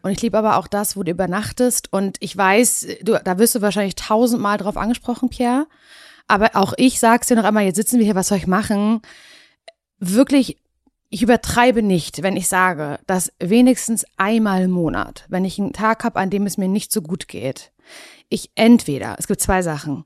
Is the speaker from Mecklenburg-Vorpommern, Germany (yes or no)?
yes; Parchim, Mecklenburg-Vorpommern, Germany; moved away as an adult; also born or lived in Berlin; Ich komme ja aus Parchim. Ich bin ja. auch wieder zurück nach Parchim gezogen.